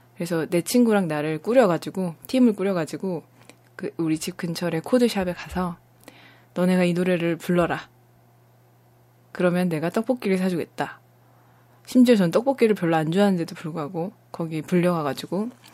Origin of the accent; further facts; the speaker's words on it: Busan, South Korea; 네, 저 부산입니다